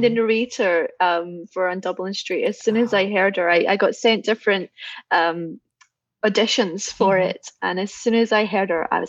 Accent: central Scotland, United Kingdom; I'm from central Scotland, mm-hmm. and we have actually a varied accents in central Scotland.

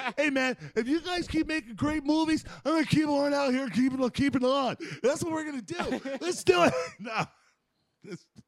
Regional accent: United States; I'm American

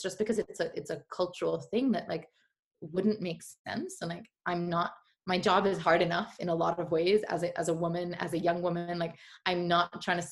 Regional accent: India; moved away as an adult; also born or lived in Gujarat / San Francisco; I have so much pride for being Indian and for sourcing from India

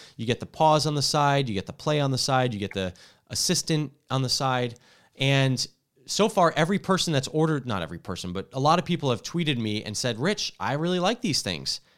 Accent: New Jersey, United States; also born or lived in Washington; now in California, United States; I grew up in Jersey where you can't pump your own gas

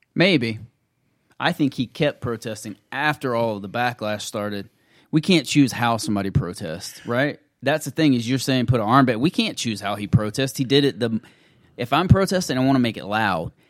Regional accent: the American South, United States; being a Southerner

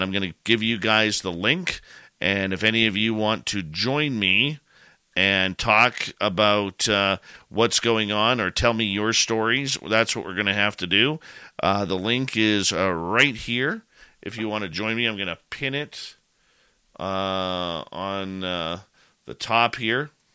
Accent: Canada; I'm a Canadian

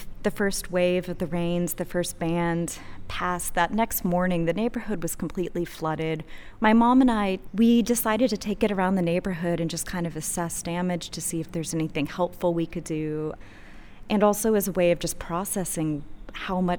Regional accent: Houston, Texas, United States; I'm an artist from Houston, Texas

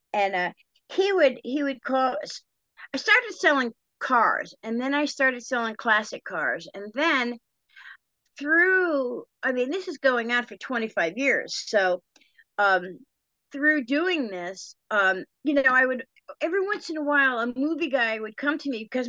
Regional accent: Connecticut, United States; moved away; also born or lived in Topanga Canyon, California; born and raised in Connecticut, all Italian family

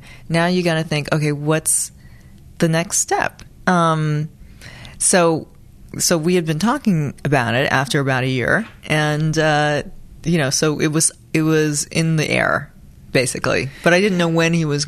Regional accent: Los Angeles, California, United States; on the east side of Hollywood. So Vermont and Santa Monica. I went to Hollywood High

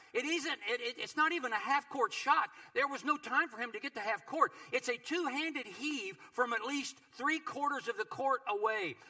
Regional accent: Kentucky, United States; my home state of Kentucky

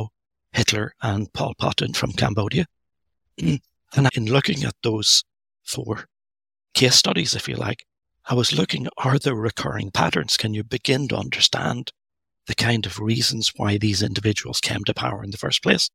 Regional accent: Northern Ireland, United Kingdom; I grew up, I was born in Northern Ireland. I grew up there during the Troubles

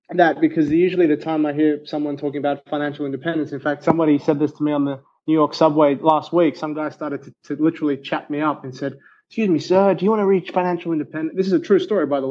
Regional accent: Australia; I'm Australian

